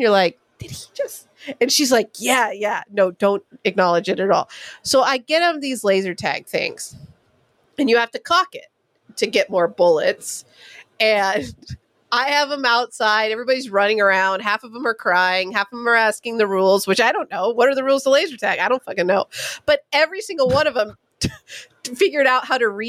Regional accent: California, United States; I'm from California

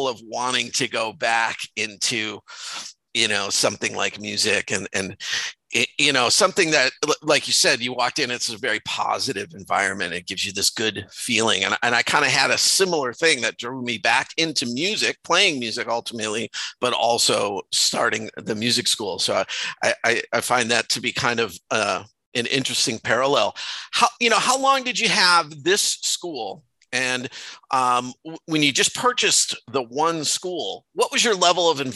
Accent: Chicago, Illinois, United States; I was a musician growing up in Chicago

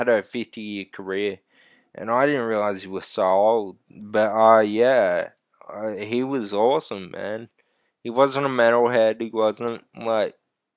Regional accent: Australia; We're fucking Australian

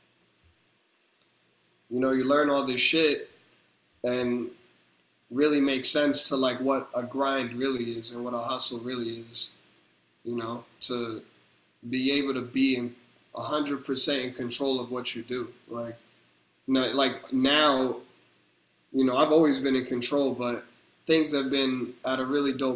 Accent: New Jersey, United States; I'm from Jersey

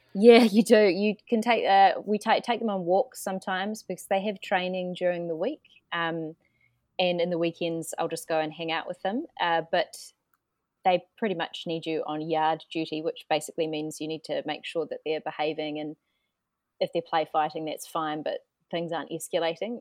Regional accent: New Zealand; moved away as an adult; also born or lived in Melbourne / Paris; I'm, I'm from New Zealand, um, so way down under

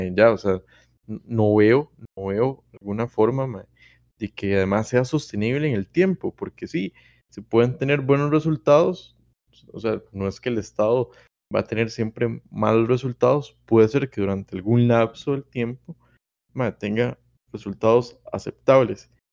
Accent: Costa Rica; somos los costarricenses

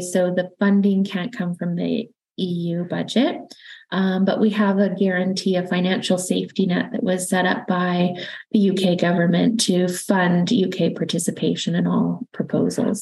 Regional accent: Canada; accent: Canadian; now in London, United Kingdom; it's Canadian accent. So I'm originally from Canada, but now also British

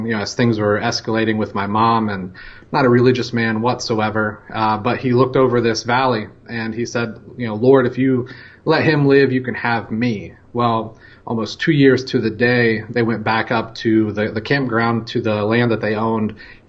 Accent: Chillicothe, Ohio, United States; also born or lived in Denver, Colorado; I was born in Denver, Colorado on my parents' vacation, but raised in Chillicothe, Ohio.

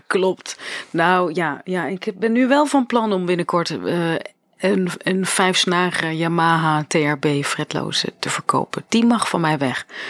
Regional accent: Arnhem, Gelderland, Netherlands; op Artes in Arnhem, waar ik vandaan kom

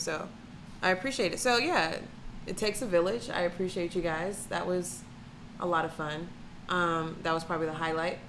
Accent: Atlanta, Georgia, United States; now in Cleveland, United States; I'm from Atlanta, Georgia.

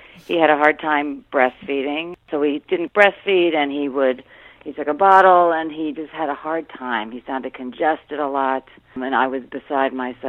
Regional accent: Rockville, Maryland, United States; I grew up in the Washington suburbs in Rockville, Maryland

